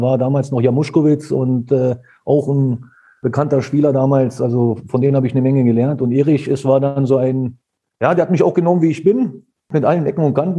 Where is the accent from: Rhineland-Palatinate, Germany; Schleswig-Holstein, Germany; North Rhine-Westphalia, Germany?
North Rhine-Westphalia, Germany; Dülmen; moved away; also born or lived in Soltau, Lower Saxony / Eberswalde, Brandenburg; ich bin in Solgau geboren und bin danach mit Eltern, ähm, nach Dülmen, das ist zwischen Coesfeld und Münster, gezogen. Und dort habe ich angefangen, Fußball zu spielen